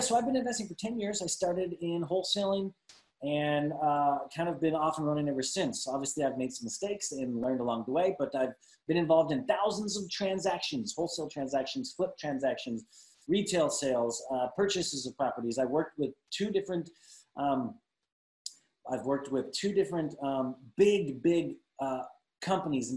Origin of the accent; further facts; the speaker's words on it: Glendale, California, United States; also born or lived in Salt Lake City, Utah; now in Dallas-Fort Worth, United States; I'm from Glendale, California originally